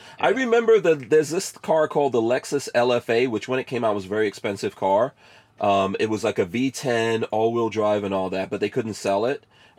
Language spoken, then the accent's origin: English; New York City, New York, United States; you know how many growing up in New York City, you know how many like Jamaican drug lords?